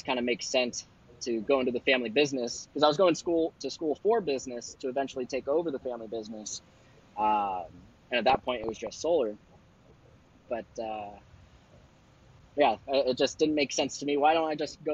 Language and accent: English; Wilton, California, United States; I grew up mainly growing up in Wilton, a small country town next to Elk Grove